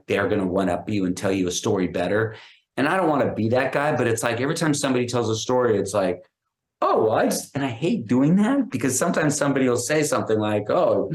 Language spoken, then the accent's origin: English; Los Angeles, California, United States; I grew up in Hollywood